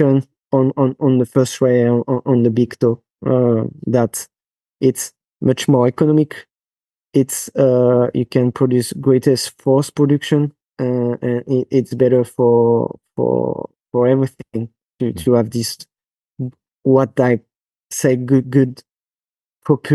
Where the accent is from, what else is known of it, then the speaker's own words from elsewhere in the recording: France; accent: French; English is a second language; now in Switzerland; That's my French accent